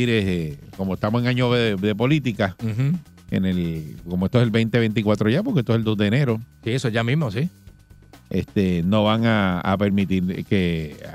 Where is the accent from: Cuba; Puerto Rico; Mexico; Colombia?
Puerto Rico; Juana Díaz; Ese es mi pueblo también, sí.